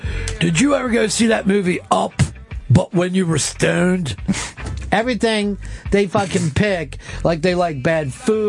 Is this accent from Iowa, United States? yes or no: yes; Iowa, United States; since I was born and raised in Iowa and have never gotten out, I will keep smoking weed.